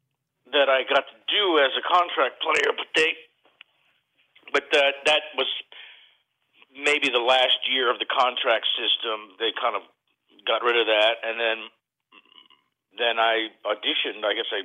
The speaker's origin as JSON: {"language": "English", "region": "New York", "country": "United States", "tie": "born there", "moved": "as an adult", "lives_now": "Los Angeles, United States", "said": "Well, let's see, you know, I was born in New York, moved to Hollywood as soon as I heard about it, came here at 20, turned 21 on Dino's on Sunset Strip"}